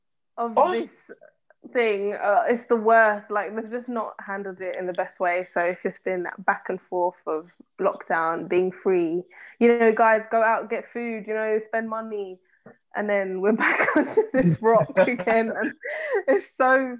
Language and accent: English; London, United Kingdom; I'm from London.